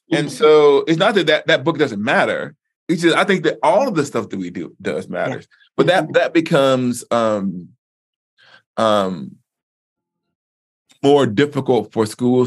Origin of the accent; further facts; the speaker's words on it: the American South, United States; moved away; I grew up in the Black church. And like I said, in the African-American, Black Southern African-American context